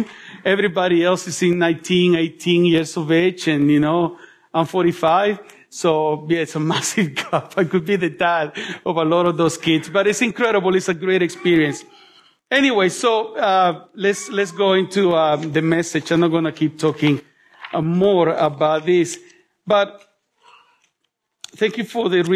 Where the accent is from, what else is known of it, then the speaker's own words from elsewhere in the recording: El Salvador; now in Melbourne, Australia; I was born in El Salvador